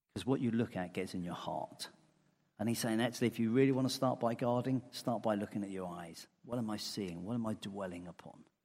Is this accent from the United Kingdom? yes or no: yes; England, United Kingdom; I'm English.